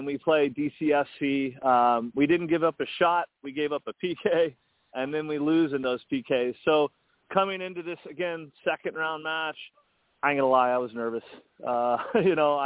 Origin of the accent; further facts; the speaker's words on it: Colorado, United States; now in Baltimore, United States; I grew up in Colorado